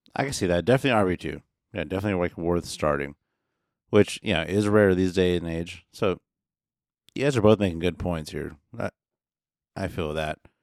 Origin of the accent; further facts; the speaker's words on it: Midwest, United States; I'm from the Midwest